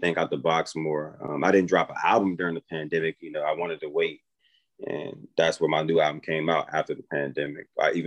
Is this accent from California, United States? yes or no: no; Maryland, United States; moved away as an adult; now in North Carolina, United States; I'm from Maryland